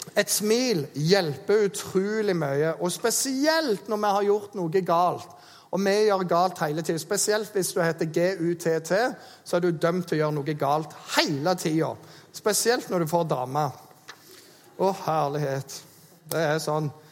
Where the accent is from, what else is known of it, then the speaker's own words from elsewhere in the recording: Jæren, Rogaland, Norway; moved away; Jeg er jo en jærbu